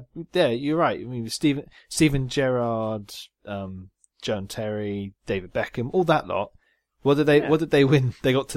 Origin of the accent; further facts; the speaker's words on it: Jersey; I'm Jersey.